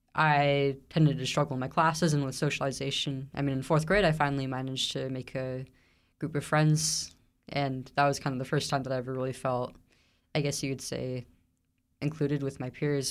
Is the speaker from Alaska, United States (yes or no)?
no; Central Valley, California, United States; I grew up in the Central Valley, California